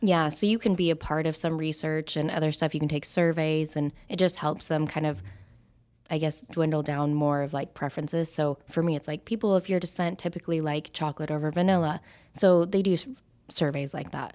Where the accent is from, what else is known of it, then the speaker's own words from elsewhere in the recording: Idaho, United States; moved away as an adult; now in Las Vegas, United States; growing up in Idaho, I was the only Asian, even being half Asian, that was in that high school